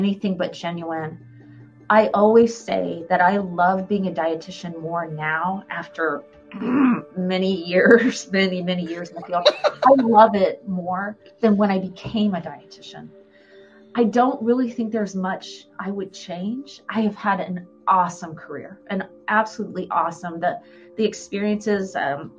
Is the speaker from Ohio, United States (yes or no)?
yes; Columbus, Ohio, United States; also born or lived in Tampa, Florida; now in Jacksonville, United States; I grew up in Ohio, Columbus, Ohio